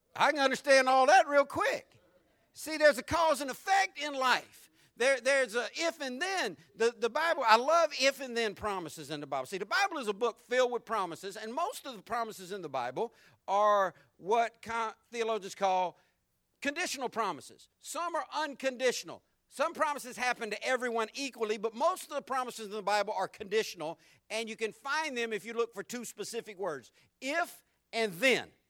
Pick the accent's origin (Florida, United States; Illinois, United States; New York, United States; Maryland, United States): Florida, United States; Jacksonville; when I was growing up in Jacksonville